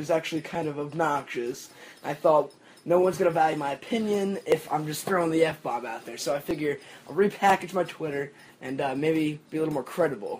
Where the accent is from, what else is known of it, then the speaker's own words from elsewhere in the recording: Hamden, Connecticut, United States; I'm from Hamden, Connecticut.